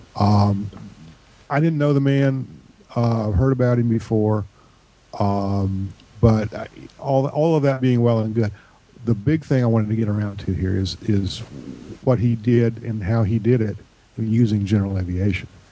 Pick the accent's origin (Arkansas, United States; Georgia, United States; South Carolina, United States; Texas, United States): Georgia, United States; my hometown airport in Georgia